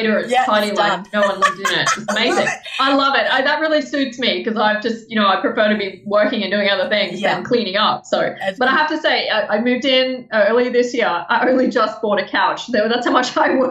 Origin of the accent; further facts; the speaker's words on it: Melbourne, Victoria, Australia; now in Brisbane, Australia; originally born in Melbourne. Some people judge that. Currently living in Brisbane